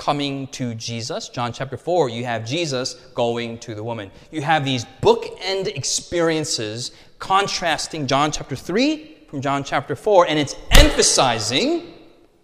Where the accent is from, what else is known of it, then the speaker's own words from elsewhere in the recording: United States; I'm an American